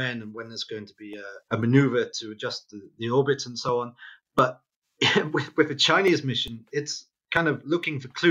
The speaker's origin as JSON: {"language": "English", "region": "Wales", "country": "United Kingdom", "tie": "born or raised there", "said": "growing up in Wales"}